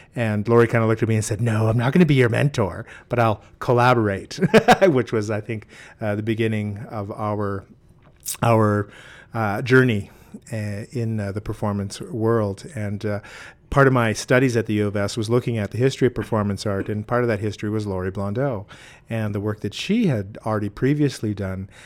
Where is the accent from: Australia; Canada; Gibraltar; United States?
Canada; Saskatchewan; also born or lived in southern Alberta; I grew up in Saskatchewan in Treaty Four, Gordon's